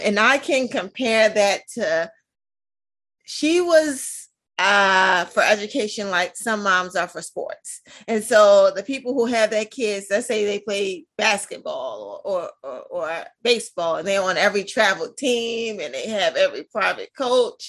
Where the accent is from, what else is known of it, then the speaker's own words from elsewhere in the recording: Baltimore, Maryland, United States; also born or lived in Reisterstown, Maryland; I'm originally from Baltimore, Maryland. That's where I grew up. That's my hometown